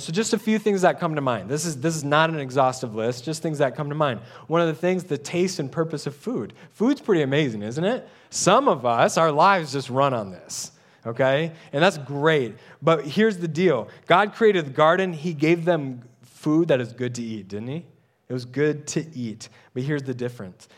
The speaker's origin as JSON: {"language": "English", "country": "United States", "said": "we're American-minded."}